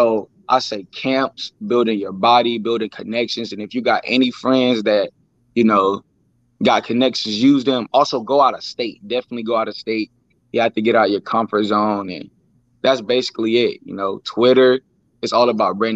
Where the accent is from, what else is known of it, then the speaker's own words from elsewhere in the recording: Tallahassee, Florida, United States; now in New Bern, United States; I'm from Tallahassee, Florida. I went to FAMU DRS Elementary School